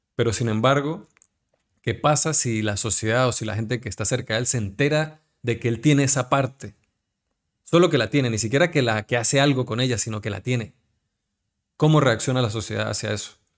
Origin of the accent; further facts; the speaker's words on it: Táchira, Venezuela; moved away as an adult; now in Spain; nosotros que somos gochos, somos de Táchira